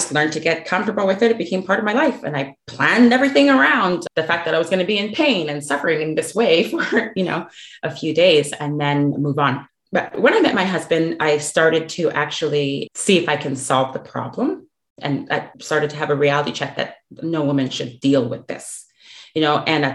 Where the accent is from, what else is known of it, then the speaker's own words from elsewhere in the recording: Canada; moved away as an adult; now in Dallas, United States; I'm from Canada, but I've relocated to the US. So I do live in the Dallas Metroplex